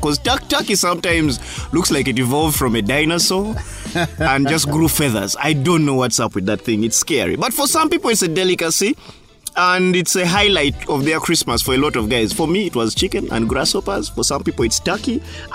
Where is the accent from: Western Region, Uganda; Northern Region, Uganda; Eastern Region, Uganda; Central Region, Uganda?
Northern Region, Uganda; I'm from the north and we have this thing called kuonkal